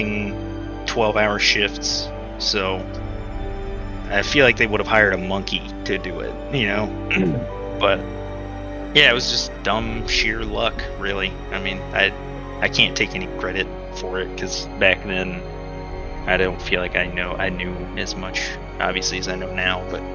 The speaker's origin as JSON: {"language": "English", "region": "Texas", "country": "United States", "moved": "yes", "said": "I was from Texas"}